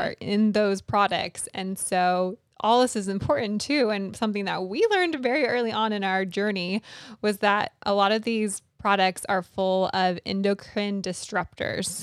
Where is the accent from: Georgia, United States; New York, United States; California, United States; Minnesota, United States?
California, United States; moved away; I grew up out in California